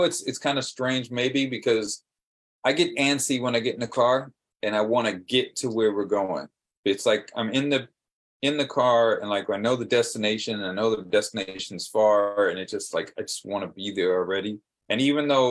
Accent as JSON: {"language": "English", "region": "Hawaii", "country": "United States", "tie": "born or raised there", "moved": "yes", "said": "I grew up in Hawaii"}